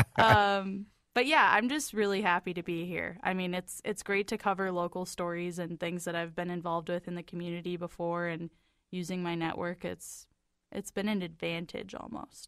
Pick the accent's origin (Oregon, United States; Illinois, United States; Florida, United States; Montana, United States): Oregon, United States; Portland; we're just from Portland, Oregon